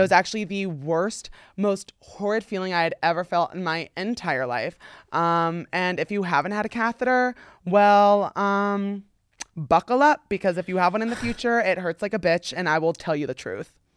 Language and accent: English; New Jersey, United States; now in Los Angeles, United States; I'm from New Jersey